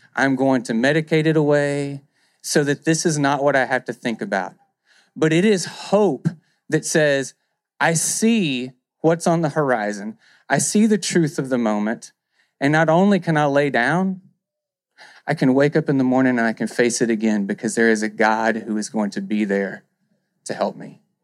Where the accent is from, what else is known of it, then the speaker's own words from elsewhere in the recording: near Stamps, Arkansas, United States; Stamps, Arkansas, near where I grew up